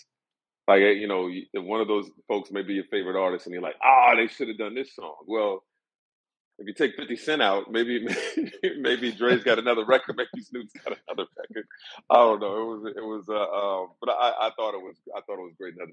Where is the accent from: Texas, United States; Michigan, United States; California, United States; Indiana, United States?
Indiana, United States; Indianapolis; moved away as an adult; now in New York, United States; Growing up in Indy, about 90 miles from Cincinnati